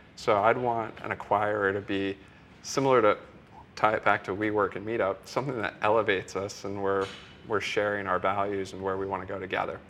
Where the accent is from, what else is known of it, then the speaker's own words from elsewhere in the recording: Iowa, United States; I'm from Iowa, so in the middle of Iowa